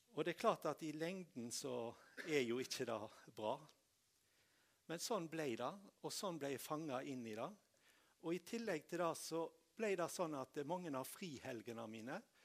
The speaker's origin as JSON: {"language": "Norwegian", "town": "Tysnes", "region": "Vestland", "country": "Norway", "tie": "born or raised there", "said": "bedehuset hjemme på Tysnes"}